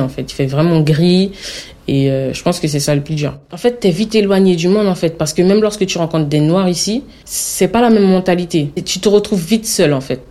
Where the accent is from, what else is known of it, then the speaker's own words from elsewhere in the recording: French Guiana, France; moved away; tu viens de la Guyane Et je dis oui